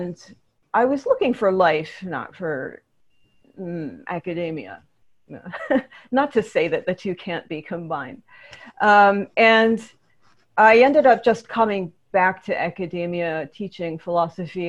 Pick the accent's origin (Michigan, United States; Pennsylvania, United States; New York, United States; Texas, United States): Michigan, United States; Ann Arbor; moved away; also born or lived in Berkeley, California / Santa Cruz, California; I was born in Berkeley, California. And I was a faculty brat. My father was a graduate student when I was born and later professor of philosophy at University of Michigan. So I spent many years in Ann Arbor, Michigan